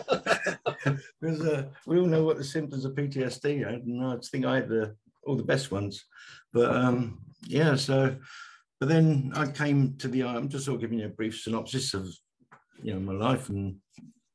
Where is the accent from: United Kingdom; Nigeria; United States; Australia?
United Kingdom; London; moved away as an adult; also born or lived in Mill Hill / Canada; now in Isle of Wight, United Kingdom; I come from the East End of London, Jack the Ripper country